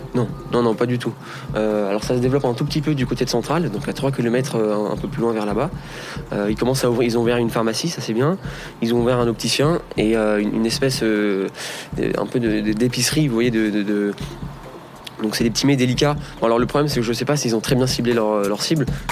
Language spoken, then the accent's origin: French; Aix-en-Provence, Provence-Alpes-Côte d'Azur, France; also born or lived in Paris; now in Saclay, France; je viens d'Aix-en-Provence